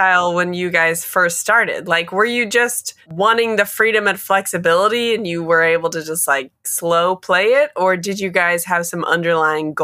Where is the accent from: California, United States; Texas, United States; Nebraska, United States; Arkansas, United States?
Nebraska, United States; Omaha; I'm from Omaha, Nebraska.